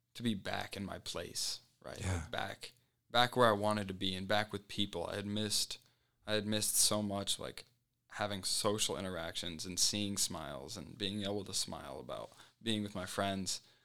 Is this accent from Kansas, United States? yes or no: no; Colorado Springs, Colorado, United States; moved away; I was from Colorado Springs, so my family was just across the highway from school